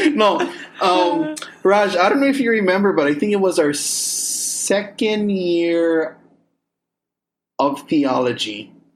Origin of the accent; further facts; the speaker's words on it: Kauai, Hawaii, United States; we were probably about 13, 14 years old when at least Lihue Plantation on Kauai closed down. So even though our parents didn't work for the sugarcane plantation, even though we were kind of at the end of the era, majority of us still lived in where the plantations were at one